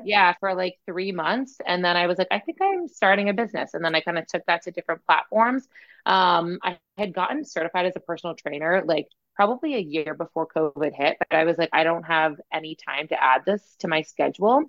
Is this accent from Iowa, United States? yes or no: no; Massachusetts, United States; I'm like from Massachusetts originally